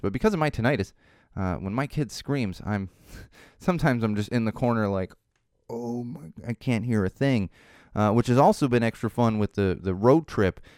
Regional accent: Chicago, Illinois, United States; practically growing up in Chicago

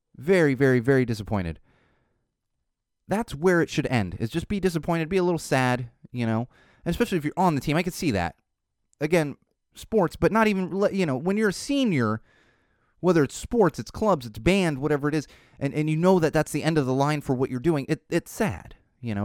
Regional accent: San Diego, California, United States; growing up in San Diego

